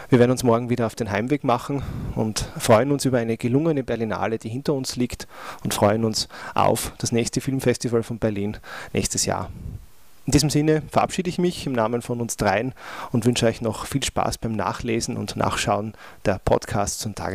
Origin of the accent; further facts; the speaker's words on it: Austria; auch wenn wir als Österreicher äh, leider hinnehmen müssen